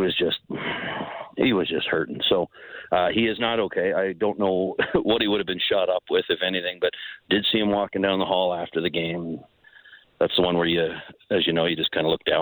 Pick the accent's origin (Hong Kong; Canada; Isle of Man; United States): Canada; Ontario; now in Calgary, Canada; I'm from Ontario